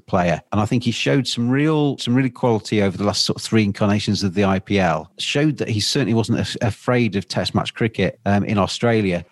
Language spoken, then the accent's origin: English; England, United Kingdom; I'm English